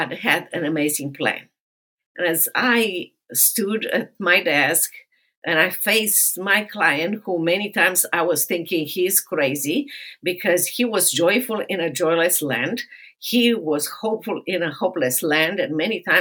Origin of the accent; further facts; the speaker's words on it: Romania; moved away as an adult; now in United States; I grew up in Romania and socialist communist Romania